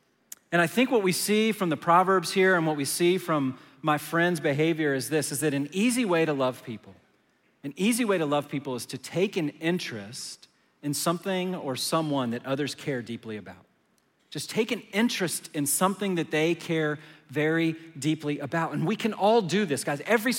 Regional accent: Manassas, Virginia, United States; now in Dallas, United States; Where I was growing up in Manassas, Virginia, the only time I saw a Lamborghini is when it was on the folder in my Trapper Keeper

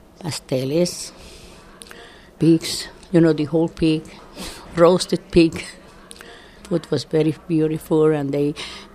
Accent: Puerto Rico; now in New York, United States; In Puerto Rico, where I used to live

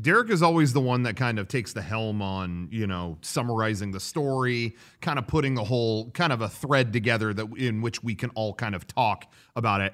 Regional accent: United States

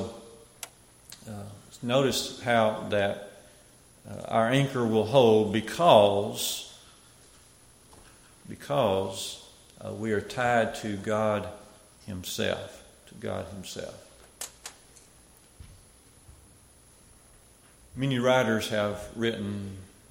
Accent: Smith Lake, Alabama, United States; where I come from, I grew up down around Smith Lake

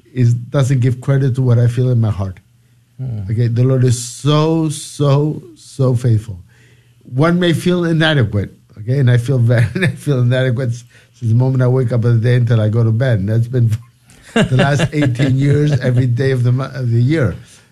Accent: Lima, Peru; also born or lived in United States; I'm from Peru, from Lima, Peru. I'm, even though I lived many years in the United States because of my father's job

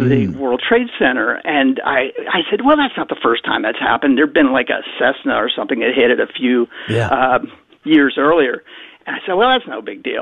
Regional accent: Newport News, Virginia, United States; I am from Newport News, Virginia. It's just north of Norfolk

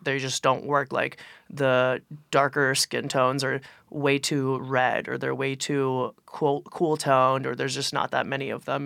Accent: Philadelphia, Pennsylvania, United States; I'm from Philly

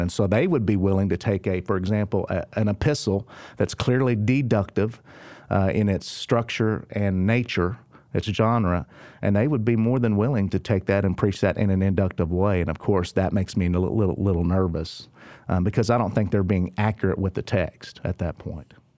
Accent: Oklahoma, United States; I'm from Oklahoma

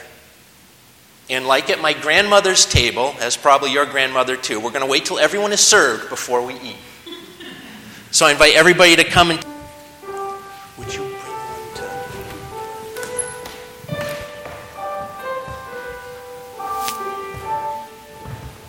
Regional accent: Leominster, Massachusetts, United States; I come from Leominster, Massachusetts, the birthplace of Johnny Appleseed

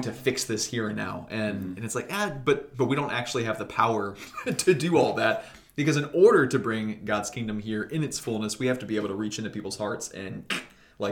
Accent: United States

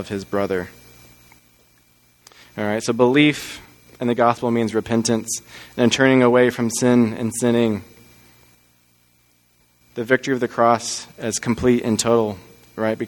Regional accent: Texas, United States; moved away; I'm originally from Texas, and I went to the University of Texas in Austin because that's where my parents went to school. We grew up as just a Texas family

